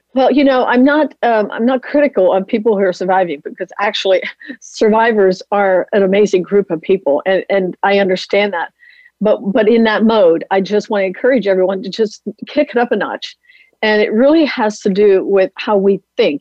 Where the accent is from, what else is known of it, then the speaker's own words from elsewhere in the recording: Lancaster County, Pennsylvania, United States; a little Amish girl growing up in Lancaster County, Pennsylvania area